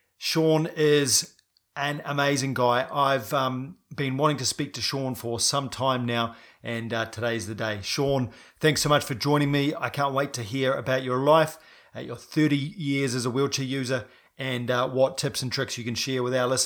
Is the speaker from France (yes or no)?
no; New Zealand; I'm a paraplegic from New Zealand